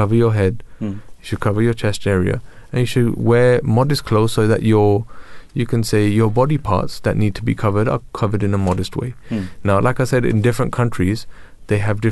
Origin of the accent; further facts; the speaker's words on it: London, United Kingdom; I'm from Tooting.